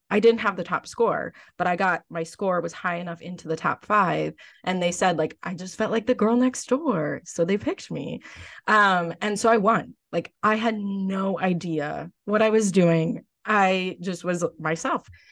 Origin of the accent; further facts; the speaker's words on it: Lakeville, United States; I might run for Miss Lakeville in my hometown.